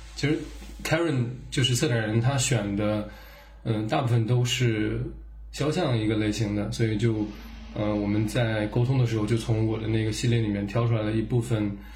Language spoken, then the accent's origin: Chinese; Urumqi, Xinjiang, China; 像我们在新疆成长长大